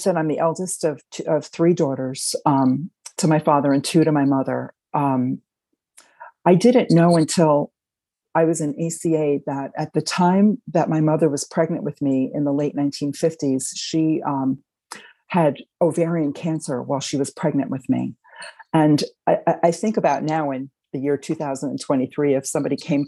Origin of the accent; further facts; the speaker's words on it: Westchester County, New York, United States; also born or lived in Queens, New York; now in Hudson Valley, United States; I grew up in Westchester County, started out in Queens